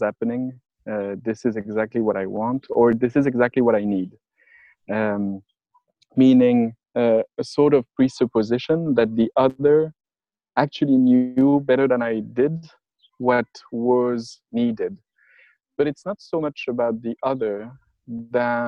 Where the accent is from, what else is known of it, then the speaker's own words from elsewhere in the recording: France; accent: French; English is a second language; I was teaching French, as my accent is indicating